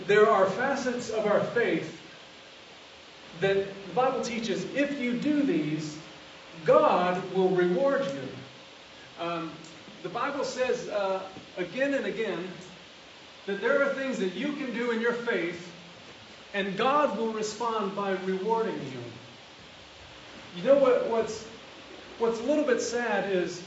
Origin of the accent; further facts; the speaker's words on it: the South, United States; I'm from the South. I'm from the country.